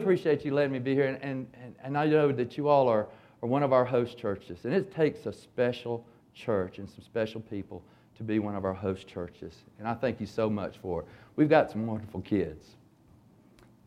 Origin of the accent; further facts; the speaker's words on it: Hapeville, Georgia, United States; when I was growing up in Hapeville in the 60s